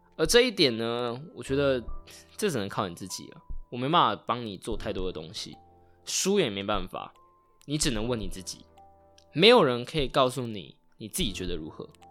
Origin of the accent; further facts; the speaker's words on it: Taitung, Taitung County, Taiwan; 老家，在台东是一个三代同堂的大家庭